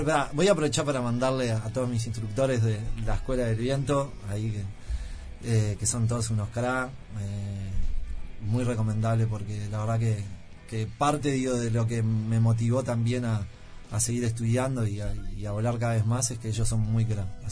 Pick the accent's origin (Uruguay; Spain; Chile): Uruguay; Yo soy un uruguayo fallado